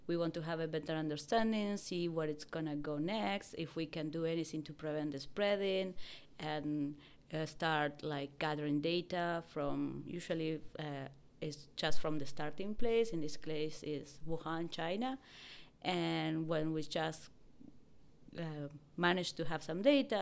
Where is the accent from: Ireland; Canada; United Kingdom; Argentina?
Argentina; moved away; I'm originally from Argentina